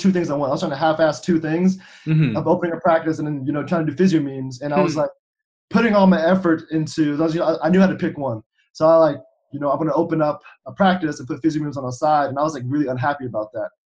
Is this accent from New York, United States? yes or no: no; Cincinnati, Ohio, United States; came back to Cincinnati, which is my hometown